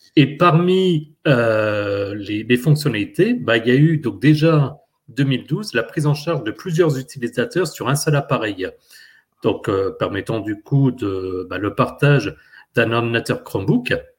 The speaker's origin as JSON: {"language": "French", "country": "France", "said": "chez nous en France"}